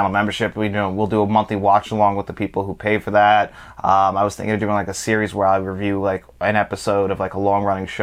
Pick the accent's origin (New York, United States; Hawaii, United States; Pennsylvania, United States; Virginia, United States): New York, United States; Long Island